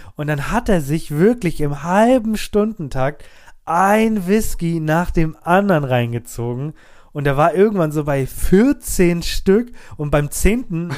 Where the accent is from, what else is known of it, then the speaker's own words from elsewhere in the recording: Germany; unsere deutsche Welt